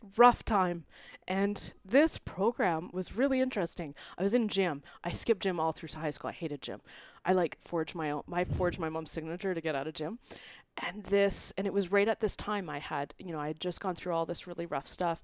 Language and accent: English; Vancouver, British Columbia, Canada; now in Calgary, Canada; I'm originally from Vancouver. We've been now in Calgary since twenty eleven